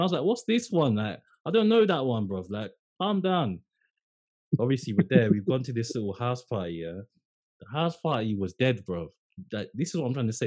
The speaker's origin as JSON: {"language": "English", "region": "London", "country": "United Kingdom", "said": "I was from London."}